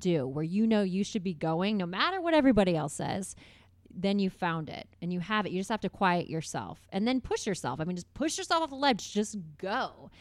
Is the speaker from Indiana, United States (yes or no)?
yes; Carmel, Indiana, United States; also born or lived in Bloomington, Indiana; I grew up in Carmel